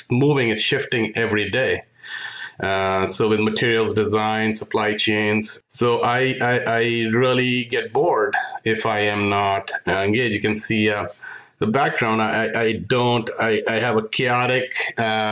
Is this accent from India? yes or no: yes; India; moved away as an adult; also born or lived in Michigan, United States; now in United States; I'm from India. So I came to the U.S. in pursuit of an MS degree in electrical engineering.